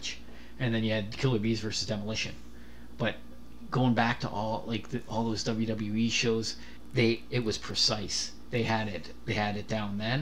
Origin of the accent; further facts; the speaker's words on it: Kitchener, Ontario, Canada; I grew up in Kitchener